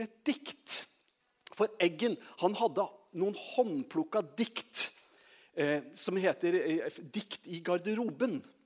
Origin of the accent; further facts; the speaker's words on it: Trøndelag, Norway; moved away; jeg er trønder